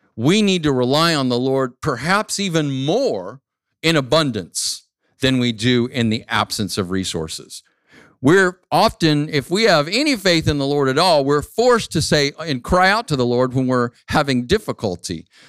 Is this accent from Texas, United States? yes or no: no; Phoenix, Arizona, United States; moved away as an adult; my hometown, Phoenix, Arizona